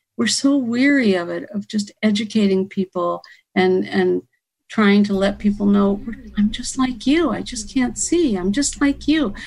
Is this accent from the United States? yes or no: yes; Ohio, United States; moved away as an adult; now in Florida, United States; I'm from Ohio. I've only been in Florida for a few years